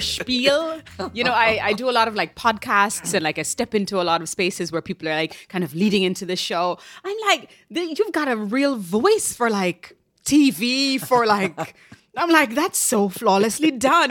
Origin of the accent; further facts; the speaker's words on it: Jamaica; moved away as an adult; now in New York, United States; I moved here in my twenties from Jamaica